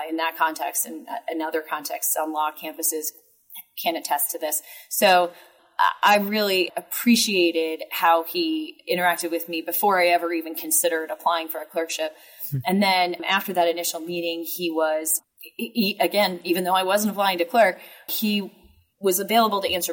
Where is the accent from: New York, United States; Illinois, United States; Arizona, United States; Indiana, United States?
Indiana, United States; Indianapolis; now in St. Louis, United States; I'm originally from Indianapolis, and my husband is from St. Louis